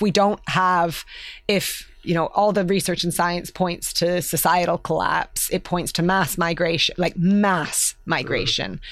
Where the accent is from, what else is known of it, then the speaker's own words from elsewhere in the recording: Canada; moved away as an adult; also born or lived in London; now in United Kingdom; I, I'm Canadian